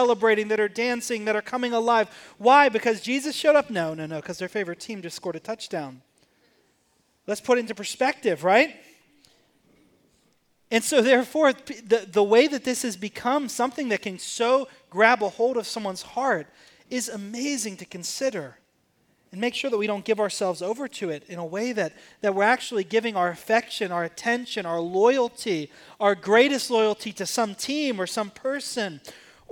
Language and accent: English; Pittsburgh, Pennsylvania, United States; I grew up in Pittsburgh, Pennsylvania